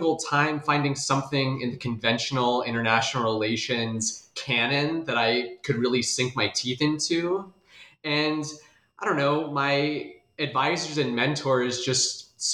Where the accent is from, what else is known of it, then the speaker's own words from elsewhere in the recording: Des Moines, Iowa, United States; moved away; I'm originally from Des Moines, Iowa